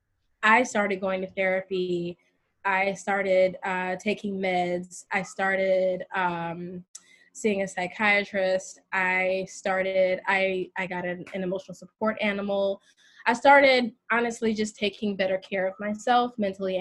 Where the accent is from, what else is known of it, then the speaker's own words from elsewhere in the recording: North Carolina, United States; moved away as an adult; now in New York, United States; I am originally from North Carolina, and I've been in New York a little over 10 years